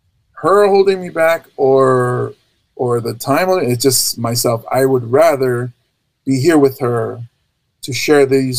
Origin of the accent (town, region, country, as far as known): Hawaii, United States; born or raised there